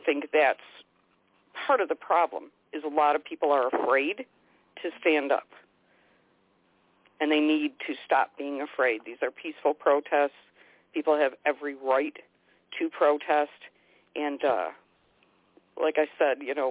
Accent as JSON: {"language": "English", "region": "upstate New York", "country": "United States", "said": "I'm not from New York City. I'm upstate"}